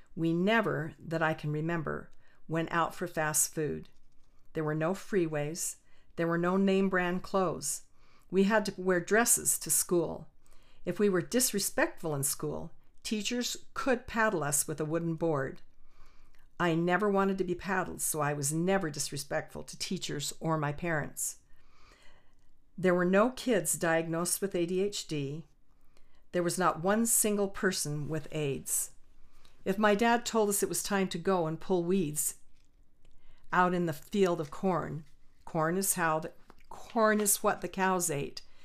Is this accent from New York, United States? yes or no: no; Orem, Utah, United States; I was raised in Orem, Utah, on a small dairy farm